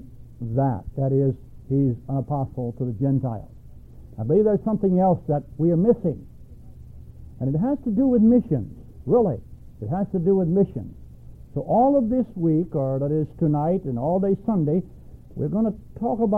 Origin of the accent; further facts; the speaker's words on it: Alabama, United States; moved away as an adult; also born or lived in Milwaukee / Philippines; I was born and raised in Alabama, and I spent, 21 years old when I left Alabama